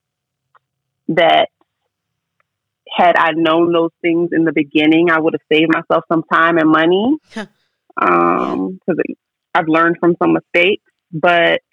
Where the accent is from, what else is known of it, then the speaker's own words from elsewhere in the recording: Virginia Beach, Virginia, United States; moved away as an adult; now in Atlanta, United States; I'm from Virginia Beach